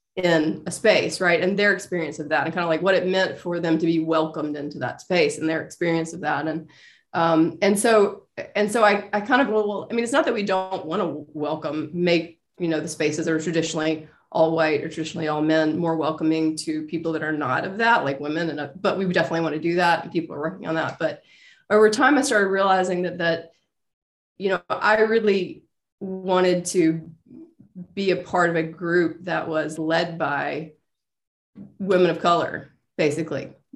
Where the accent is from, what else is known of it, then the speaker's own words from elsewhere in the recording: Meridian, Mississippi, United States; I'm Mer- Meridian, Mississippi.